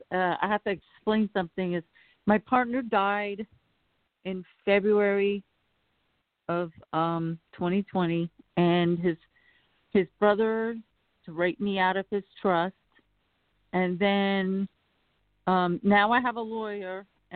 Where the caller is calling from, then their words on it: Chicago, Illinois, United States; I'm calling from Chicago.